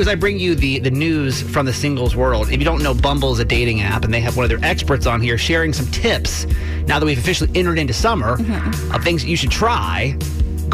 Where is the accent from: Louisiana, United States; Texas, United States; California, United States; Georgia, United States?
Georgia, United States; my southern upbringing. I'm from Georgia